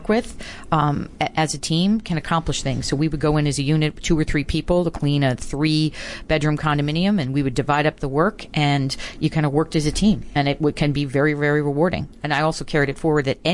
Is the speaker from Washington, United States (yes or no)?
no; Baltimore, Maryland, United States; Baltimore, Maryland.